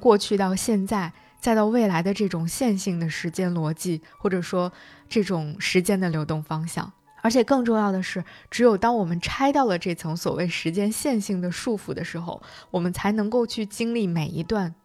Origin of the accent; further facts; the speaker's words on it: China; 这个故事应该就是我们中国人所讲的黄粱一梦的故事了。